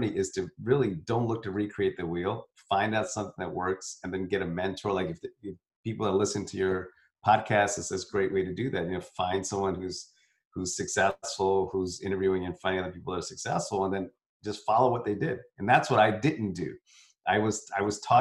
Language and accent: English; South India, India; I'm from, I'm South Indian.